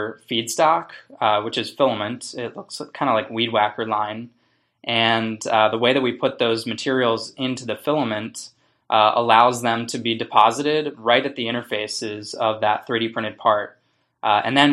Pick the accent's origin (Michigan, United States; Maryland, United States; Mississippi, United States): Maryland, United States; Baltimore; I grew up in the Maryland area, Baltimore, northern Baltimore